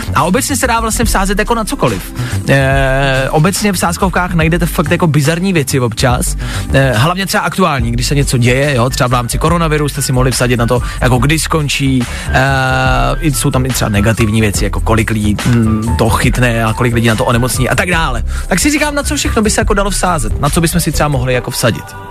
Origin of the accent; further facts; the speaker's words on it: Czechia; jsme Češi